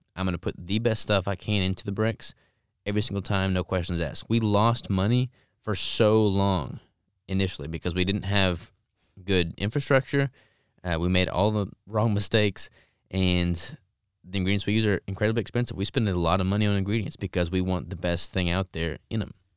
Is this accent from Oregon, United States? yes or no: no; Arkansas, United States; I'm from Arkansas